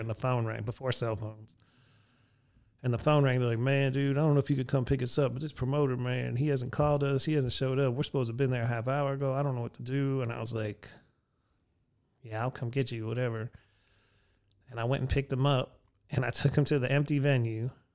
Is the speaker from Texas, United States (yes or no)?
no; Erie, Pennsylvania, United States; my hometown, Erie